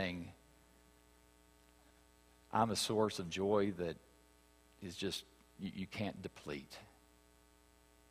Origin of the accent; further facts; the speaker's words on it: West Virginia, United States; I grew up in West Virginia.